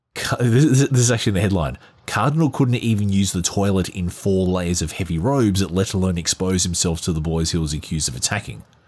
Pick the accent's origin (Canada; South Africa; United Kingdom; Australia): Australia; as an Australian and as an Australian who was quite religious some years ago